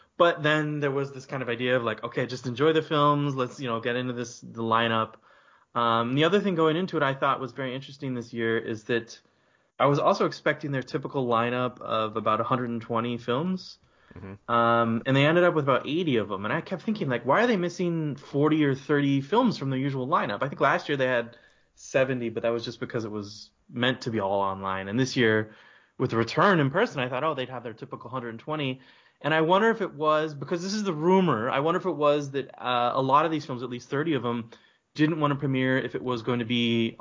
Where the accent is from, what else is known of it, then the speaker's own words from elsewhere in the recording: United States; an American kid who grew up watching American indie films